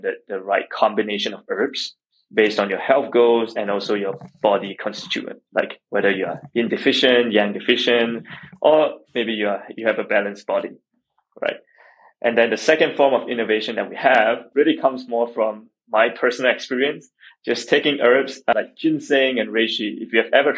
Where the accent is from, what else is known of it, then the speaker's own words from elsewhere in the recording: Singapore; moved away; I grew up in Singapore